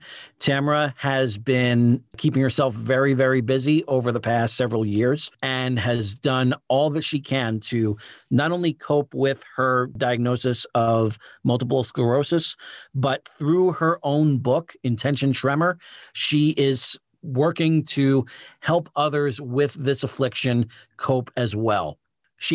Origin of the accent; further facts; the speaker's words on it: Richmond, Virginia, United States; also born or lived in Poughkeepsie, New York; when I moved from Poughkeepsie to Richmond, Virginia, when I was a kid